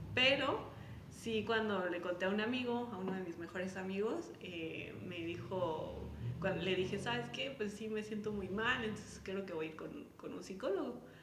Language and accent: Spanish; Mexico; como mexicanos